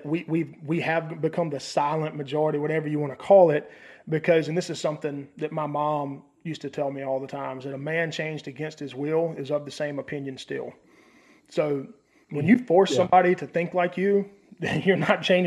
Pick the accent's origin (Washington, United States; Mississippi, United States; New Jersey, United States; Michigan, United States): Mississippi, United States; near Pearl; 15 minutes from where I grew up in Pearl, Mississippi